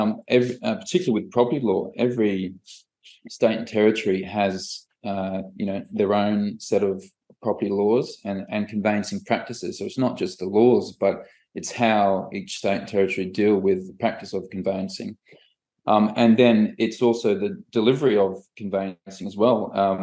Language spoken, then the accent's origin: English; Australia; born there; also born or lived in Malta / England / Scotland; my background, I was born in Australia, but grew up in Europe, so Malta, England, and then Scotland.